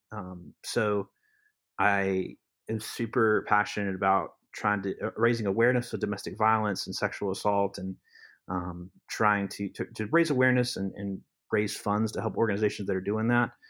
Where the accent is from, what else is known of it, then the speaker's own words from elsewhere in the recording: Lee County, North Carolina, United States; also born or lived in Alamance County; I'm from Lee County, which is south of Chatham, um, just south, and so I've been ar-, around Chatham for many years since I was born